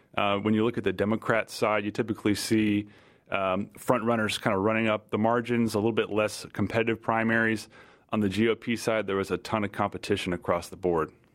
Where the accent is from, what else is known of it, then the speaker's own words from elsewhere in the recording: Virginia, United States; my home state of Virginia